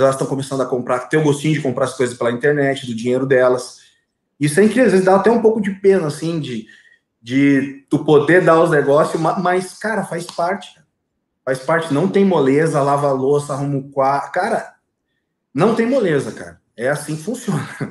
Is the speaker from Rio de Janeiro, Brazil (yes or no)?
no; Viamão, Rio Grande do Sul, Brazil; also born or lived in Gravataí; Nasci e me criei em Viamão, do lado de Porto Alegre